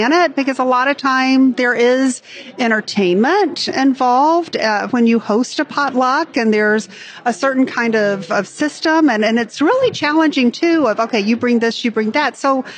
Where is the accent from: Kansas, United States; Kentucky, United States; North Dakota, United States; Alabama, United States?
Alabama, United States; Birmingham; I'm just realizing now that we are both from the South. Mm-hmm. So I grew up in Birmingham, Alabama